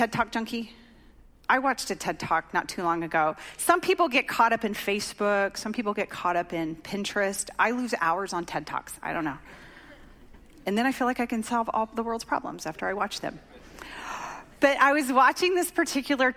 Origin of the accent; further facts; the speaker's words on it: Oklahoma, United States; moved away; I grew up in Oklahoma